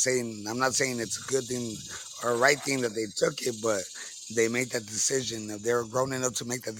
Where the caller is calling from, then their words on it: the very bottom of Texas, United States; I'm calling from Tejas, the very bottom of Texas.